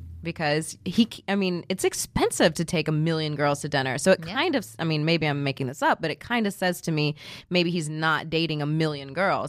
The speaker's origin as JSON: {"language": "English", "town": "Houston", "region": "Texas", "country": "United States", "said": "I'm from Houston."}